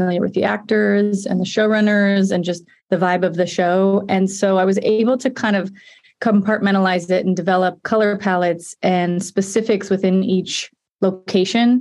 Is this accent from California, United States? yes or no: yes; Murrieta, California, United States; I'm from Marietta, California, which is sort of, you know, within Riverside County